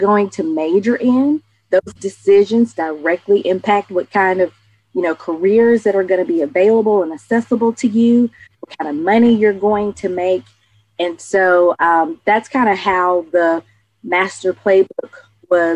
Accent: Atlanta, Georgia, United States; growing up in Atlanta, I'm the youngest of four siblings.

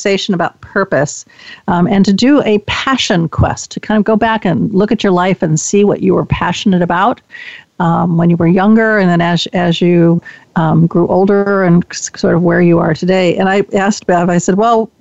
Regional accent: Chicago, Illinois, United States; now in Bay Area, United States; I was born and raised in Chicago

